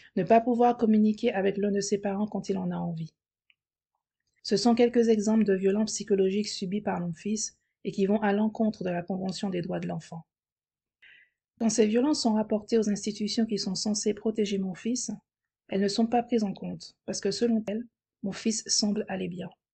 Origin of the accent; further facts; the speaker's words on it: France; now in Spain; je suis française.